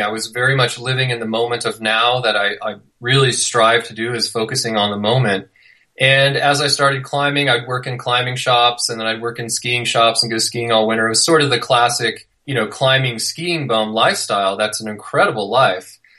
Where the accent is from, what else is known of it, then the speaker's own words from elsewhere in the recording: near Yosemite National Park, California, United States; also born or lived in Little Cottonwood Canyon, Utah; now in Utah, United States; I grew up near Yosemite National Park